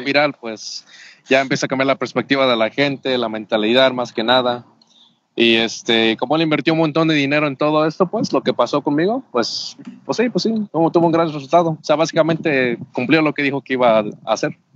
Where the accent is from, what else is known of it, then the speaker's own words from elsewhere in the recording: Jacksonville, Florida, United States; moved away as an adult; also born or lived in Oaxaca de Juárez, Oaxaca, Mexico; now in Mexico; Sí, yo crecí básicamente en Estados Unidos. Estuve 14 años en el estado de Florida, específicamente en Jacksonville, Florida